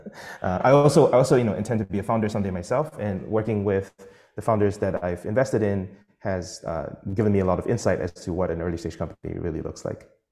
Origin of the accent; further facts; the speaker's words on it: Singapore; I'm Singaporean